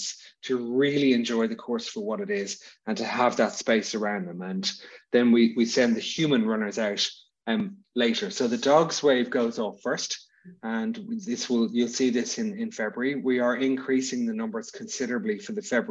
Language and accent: English; Dublin, Leinster, Ireland; I'm from Dublin